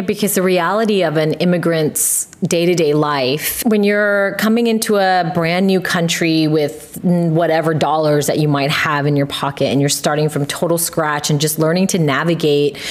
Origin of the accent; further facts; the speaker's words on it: California, United States; moved away; I grew up in California